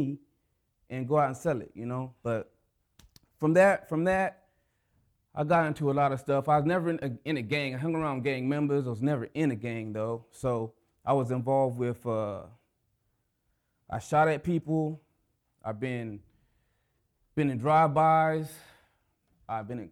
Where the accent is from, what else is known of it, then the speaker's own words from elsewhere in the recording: Anchorage, Alaska, United States; I'm from Anchorage